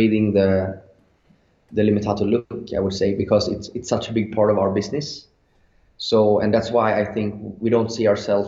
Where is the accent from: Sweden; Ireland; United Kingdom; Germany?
Sweden; English is a second language; we're from Sweden, and we were very young. So, you know, the English wasn't that good.